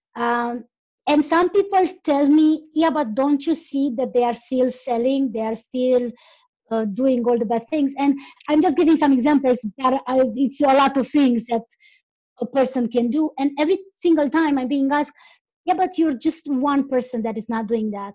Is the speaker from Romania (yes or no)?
yes; Romania; English is a second language; I'm from Romania